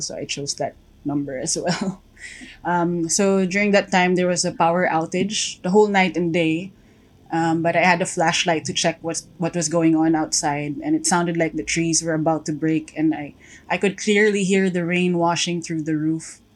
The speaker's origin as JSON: {"language": "English", "town": "Antipolo", "region": "Calabarzon", "country": "Philippines", "said": "I'm from Antipolo, Rizal, in the Philippines."}